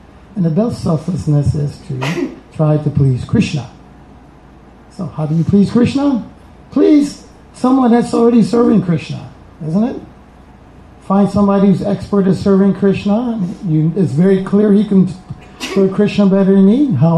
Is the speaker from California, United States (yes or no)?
no; Atlanta, Georgia, United States; I'm from Atlanta, so you know, we have another set of gurus down there.